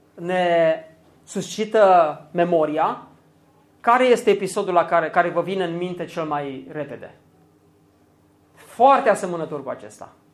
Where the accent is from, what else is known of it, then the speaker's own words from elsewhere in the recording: Romania; pentru noi ca români